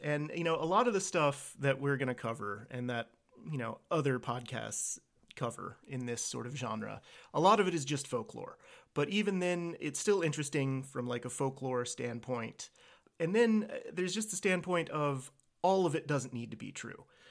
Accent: Virginia, United States; I was born and raised here in Virginia.

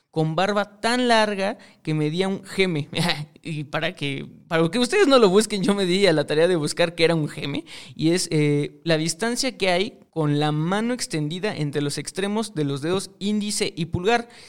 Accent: Mexico; yo soy mexicano

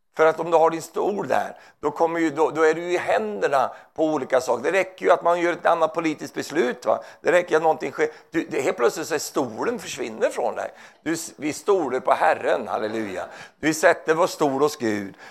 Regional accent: Sweden; Jag är svensk

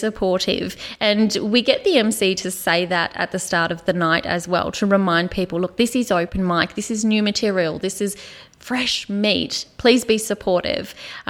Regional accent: Queenstown, Tasmania, Australia; moved away as an adult; also born or lived in Hobart, Tasmania; now in Ballarat, Australia; I'm from Tasmania.

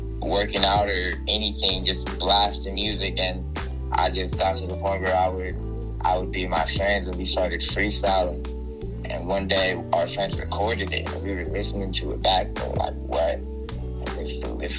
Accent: Long Beach, California, United States; now in Surprise, United States; I am from Long Beach, California, but I reside in Arizona right now, a small city called Surprise

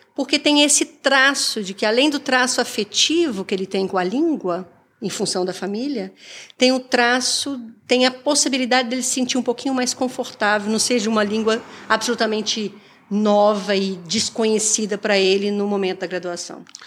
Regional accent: Brazil; now in Canada; eu sou a primeira professora brasileira a ocupar essa posição na Universidade de York

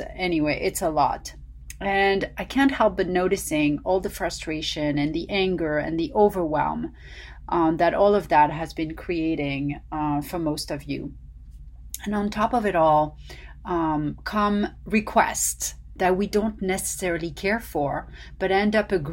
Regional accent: Paris, Île-de-France, France; now in Los Angeles, United States; the nutritional secrets I learned growing up in Paris

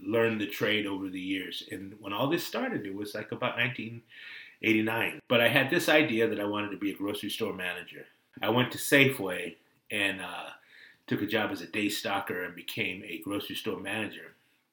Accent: Pleasanton, California, United States; also born or lived in Oakland, California; I was born in Oakland and I lived in Oakland. We moved to the suburbs, Pleasanton, California

